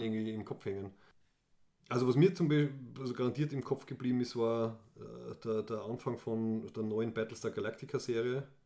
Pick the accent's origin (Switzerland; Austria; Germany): Austria; als Österreicher und Österreicherinnen